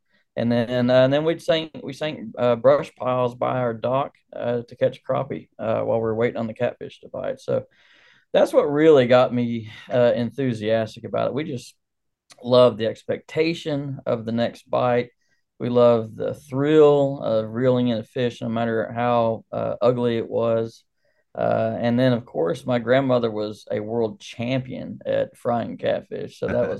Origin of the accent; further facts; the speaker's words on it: Texas, United States; when I was a kid growing up in North Texas, we didn't have a lot, so we weren't fishing for fun at the time.